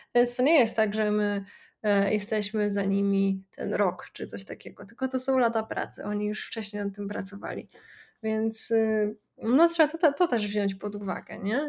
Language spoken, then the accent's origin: Polish; Poland; u nas w Polsce